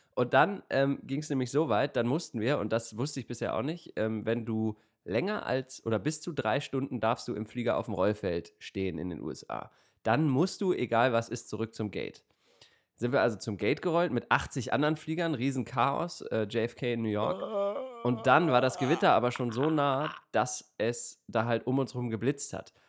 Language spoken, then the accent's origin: German; Germany; als, äh, Deutscher